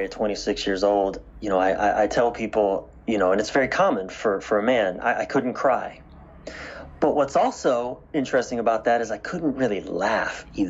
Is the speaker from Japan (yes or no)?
no; East Coast of the United States, United States; born or raised there